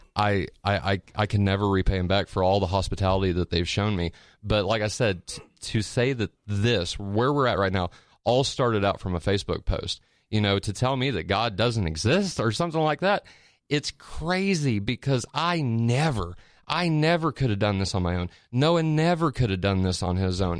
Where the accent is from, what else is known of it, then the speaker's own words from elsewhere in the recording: Petersburg, Indiana, United States; moved away as an adult; also born or lived in Pensacola, Florida; I moved from Pens, or from, uh, little town called Petersburg, Indiana, to Pensacola, Florida whenever I was eighteen